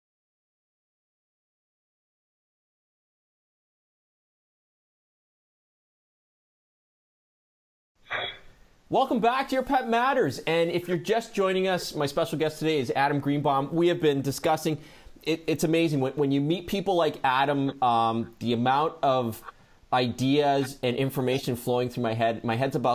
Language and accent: English; Hamilton, Ontario, Canada; I was born in Hamilton, Ontario, Canada